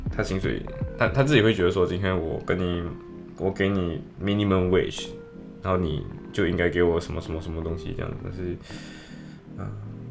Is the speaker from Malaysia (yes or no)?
yes; Malaysia; now in Liverpool, United Kingdom; 我不是武汉人，就是马，两个马来西亚人